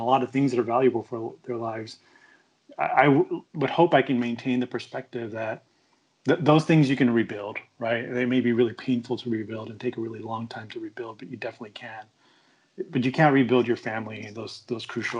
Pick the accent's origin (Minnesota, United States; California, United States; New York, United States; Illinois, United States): California, United States; Long Beach; now in Phoenix, United States; growing up in the LBC